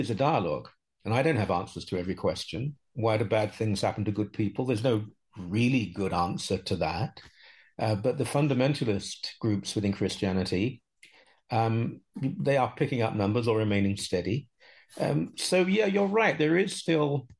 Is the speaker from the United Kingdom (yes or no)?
yes; United Kingdom; also born or lived in London; now in Canada; I grew up in Britain